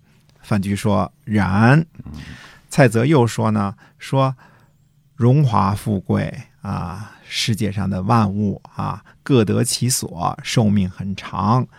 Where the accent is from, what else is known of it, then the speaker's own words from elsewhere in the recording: Hunan, China; 你湖南的，我也湖南的，对吧？